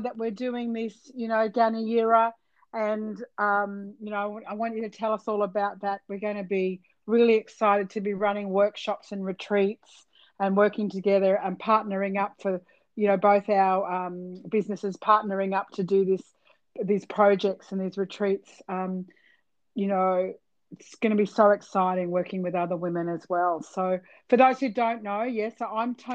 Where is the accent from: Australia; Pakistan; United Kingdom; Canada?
Australia; Cairns, Queensland; also born or lived in Mackay; I was actually born in Mackay, but I grew up in Cairns.